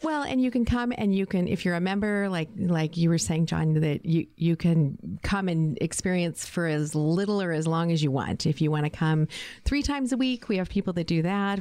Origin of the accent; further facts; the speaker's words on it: Phoenix, Arizona, United States; now in Tucson, United States; I am a native Arizonan as well. I grew up in Phoenix.